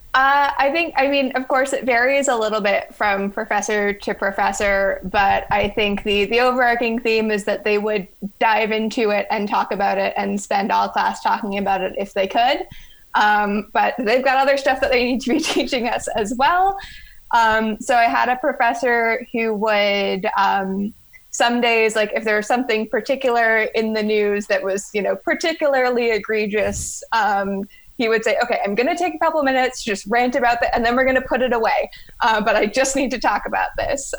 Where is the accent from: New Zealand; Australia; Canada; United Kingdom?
Canada; London, Ontario; moved away as an adult; also born or lived in Ottawa, Canada; now in Boston, United States; I am originally from London, Ontario